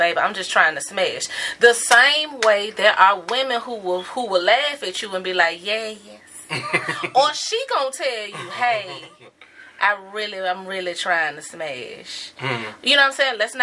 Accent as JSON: {"language": "English", "region": "the South", "country": "United States", "said": "I'm from the South"}